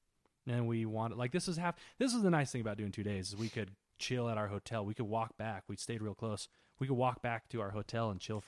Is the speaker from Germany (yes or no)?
yes; Germany; Oh, we're from Germany.